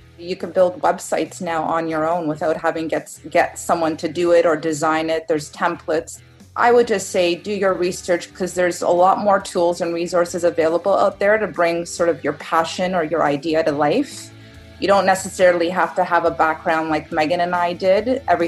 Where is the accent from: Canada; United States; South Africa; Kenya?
Canada; Toronto, Ontario; I'm from Toronto, Canada